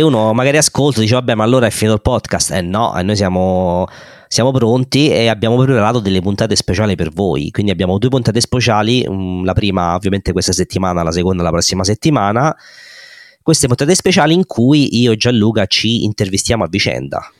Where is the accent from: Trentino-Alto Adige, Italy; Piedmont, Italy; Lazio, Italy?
Lazio, Italy; Rome; moved away as an adult; now in London, United Kingdom; Vengo da, da, Roma, come si può sentire penso da, dall'accento. E sono nato e vissuto a Roma e sono stato a Roma fino a 30 anni